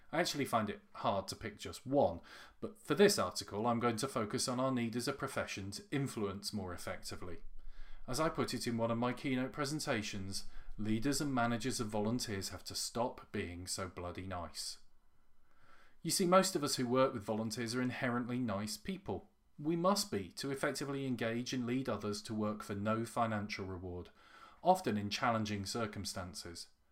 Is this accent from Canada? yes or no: no; United Kingdom; as a Brit